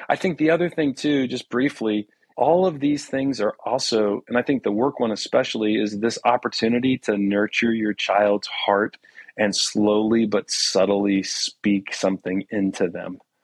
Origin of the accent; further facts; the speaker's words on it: Houston, Texas, United States; I was born in Houston